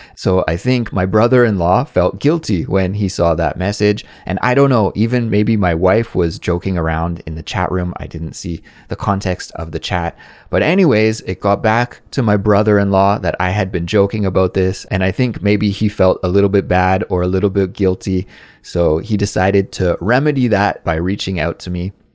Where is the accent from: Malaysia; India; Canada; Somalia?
Canada; now in South Korea; a Canadian living abroad in South Korea